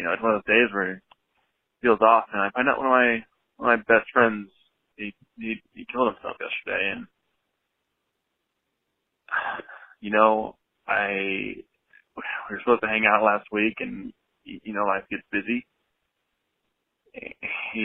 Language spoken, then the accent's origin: English; Portland, United States; we're both from Portland